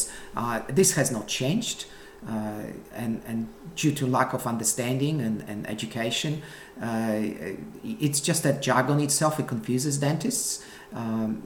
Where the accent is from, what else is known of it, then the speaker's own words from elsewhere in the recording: Poland; moved away as an adult; now in Melbourne, Australia; I came from Poland in 1988 and arrived in Melbourne with just $50 in my pocket